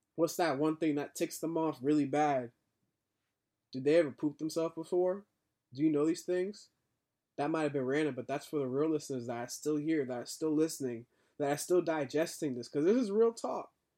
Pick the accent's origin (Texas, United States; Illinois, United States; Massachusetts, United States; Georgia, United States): Massachusetts, United States; Boston; I am a black man growing up in Boston